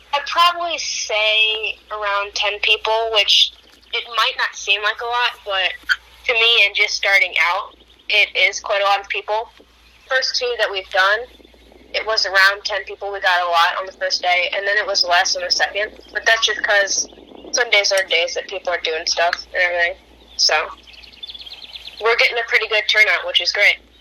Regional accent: Ottawa, Illinois, United States; also born or lived in Serena, Illinois; now we just go with Ottawa because I've lived there so long

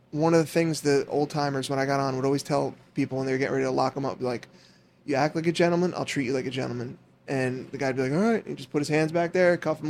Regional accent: River Edge, New Jersey, United States; I grew up in River Edge

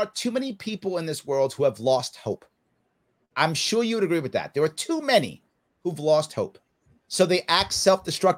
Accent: New York City, New York, United States; I grew up in the South Bronx in the 70s in New York City.

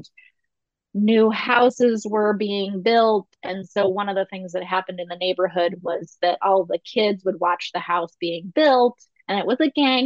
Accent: north central Ohio, United States; I'm from the Midwest. I'm from the north central part of Ohio

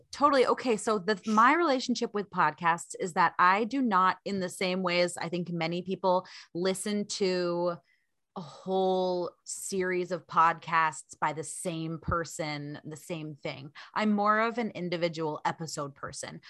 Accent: Vermont, United States; now in Portland, United States; I am from Vermont originally.

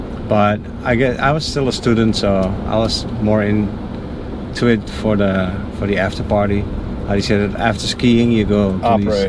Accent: North Brabant, Netherlands; English is a second language; I'm from the Netherlands.

